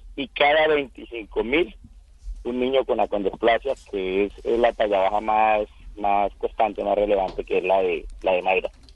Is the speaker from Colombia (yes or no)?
yes; Casanare, Colombia